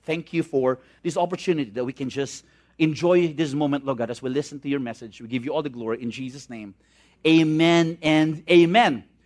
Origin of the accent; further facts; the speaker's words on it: Visayas, Philippines; I'm from the Visayan area.